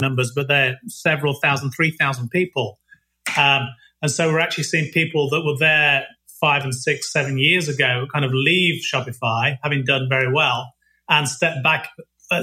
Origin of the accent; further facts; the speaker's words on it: Nottingham, East Midlands, United Kingdom; moved away as an adult; also born or lived in Leicester; now in Ottawa, Canada; born and raised in Nottingham